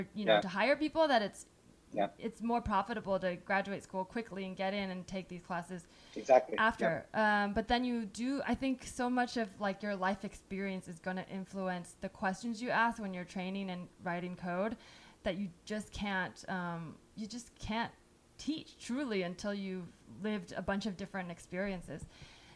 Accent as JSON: {"language": "English", "area": "the Bay Area", "region": "California", "country": "United States", "said": "I'm from the Bay"}